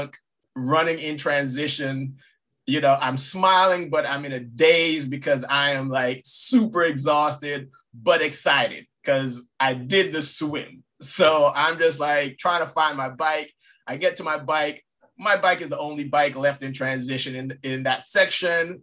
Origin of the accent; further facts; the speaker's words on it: U.S. Virgin Islands; moved away; I'm originally from St. Croix, born and raised.